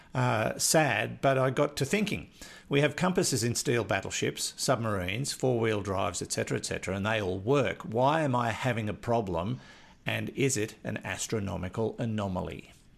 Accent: Maitland, New South Wales, Australia; also born or lived in Newcastle, New South Wales; I grew up in Maitland

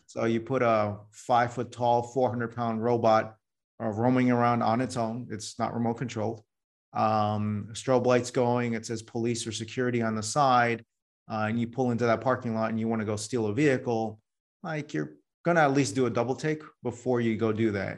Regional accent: New York City, New York, United States; now in Silicon Valley, United States; I was born in New York City

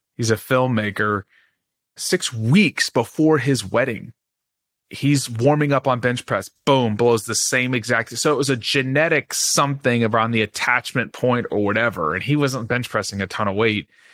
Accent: Dallas, Texas, United States; I grew up in Dallas, Texas

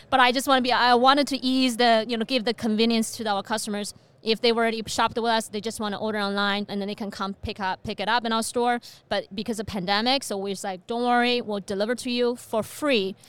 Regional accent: China; moved away as an adult; also born or lived in Beijing, China; now in Fargo, United States; I was born and raised in China.

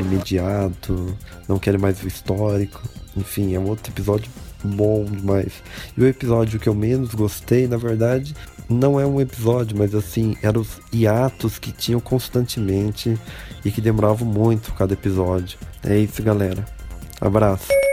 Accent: Socorro, São Paulo, Brazil; tenho 26 anos, sou do Socorro, São Paulo

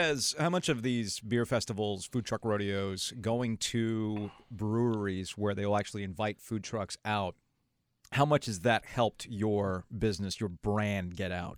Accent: South Florida, United States; moved away; I'm a freaking product of Cuban immigrants growing up in South Florida.

